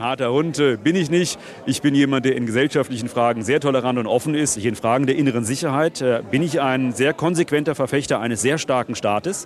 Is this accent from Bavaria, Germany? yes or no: no; Frankfurt am Main, Hesse, Germany; Ich bin Frankfurter Bub